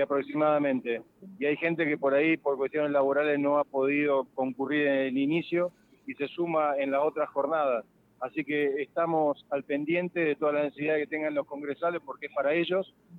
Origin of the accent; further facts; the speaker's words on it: Santa Fe, Argentina; como santafesino